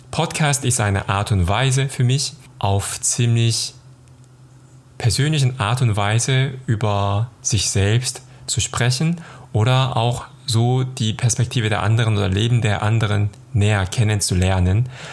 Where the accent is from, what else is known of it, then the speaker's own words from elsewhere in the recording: South Korea; moved away as an adult; now in Cologne, Germany; Ich komme aus Südkorea und lebe in Köln seit 2010.